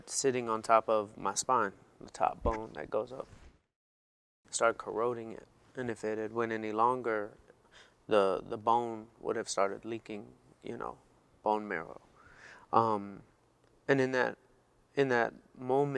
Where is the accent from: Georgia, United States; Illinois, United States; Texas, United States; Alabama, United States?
Georgia, United States; Atlanta; moved away; I'm from Atlanta